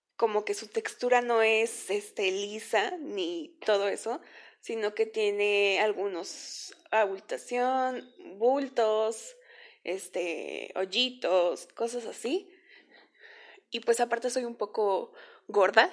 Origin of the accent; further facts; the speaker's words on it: Veracruz, Mexico; yo nací en el estado de Veracruz, por ahí del año de 1994